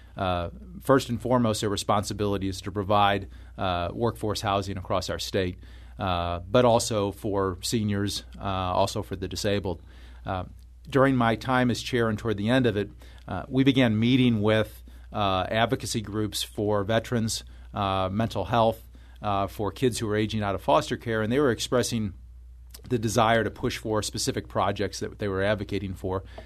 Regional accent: Florissant, Missouri, United States; I grew up in, uh, northern part of Saint Louis County in Florissant

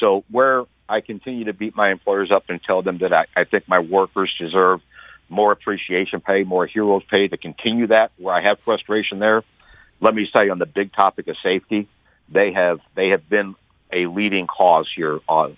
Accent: St. Louis, Missouri, United States; My hometown employers here really were ahead of most employers in the St. Louis area in getting safety precautions up.

